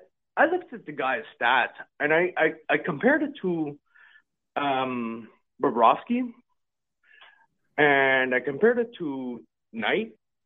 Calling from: Côte-du-Lac, Quebec, Canada

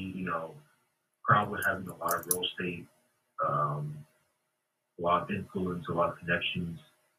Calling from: Baltimore, Maryland, United States; from Maryland, Baltimore.

